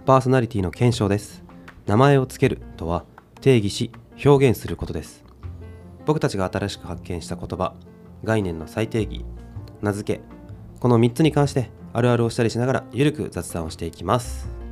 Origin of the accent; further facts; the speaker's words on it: Kansai, Japan; 関西人やから